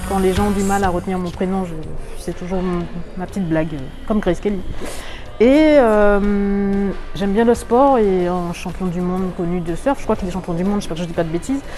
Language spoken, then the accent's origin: French; Martinique; je viens de la Martinique